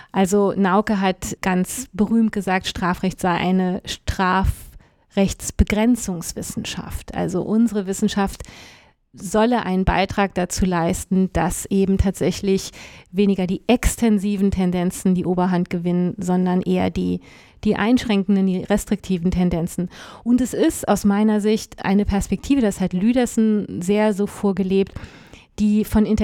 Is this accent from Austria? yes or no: no; France; Ich war als, als Französin eigentlich für die französische Abteilung der deutschen Division vorgesehen